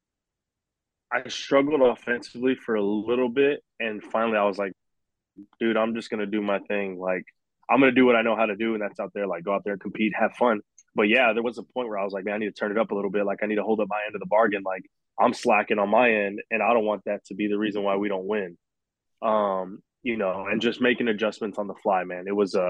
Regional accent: South Texas, United States; moved away as an adult; I'm from Texas

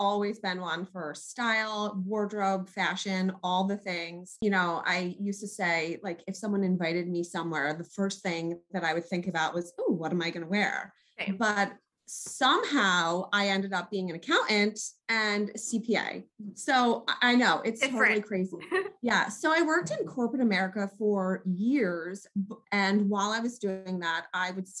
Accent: New York, United States; also born or lived in South Jersey; now in New Jersey, United States; I'm originally from New York because I just have to pay a little homage to my home state.

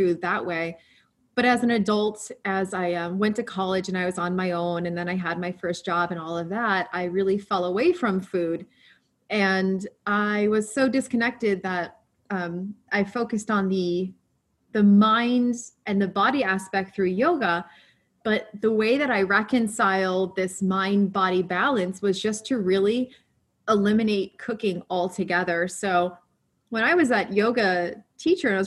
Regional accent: Chicago suburbs, Illinois, United States; I come from an Italian family. We're from the Chicago suburbs

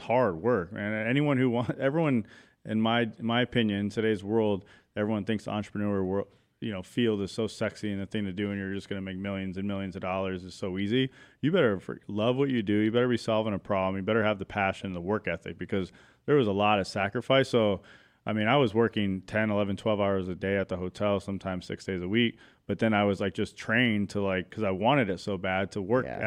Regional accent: Chandler, Arizona, United States; I was born and raised in Arizona, Chandler, East Valley boy

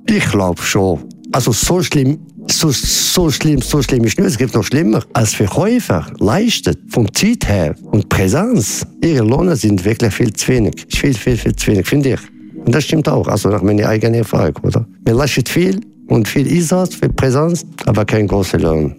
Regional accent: Casablanca, Casablanca-Settat, Morocco; now in Switzerland; ich komme ursprünglich aus Marokko, aus Casablanca

